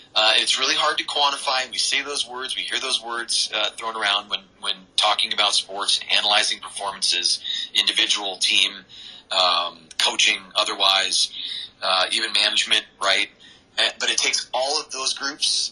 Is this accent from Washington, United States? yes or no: yes; Seattle, Washington, United States; that's my, my hometown where I was born